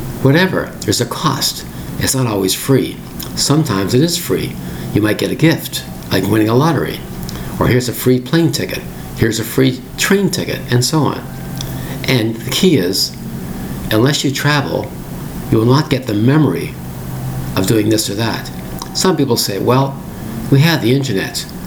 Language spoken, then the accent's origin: English; Toronto, Ontario, Canada; born and raised in Toronto like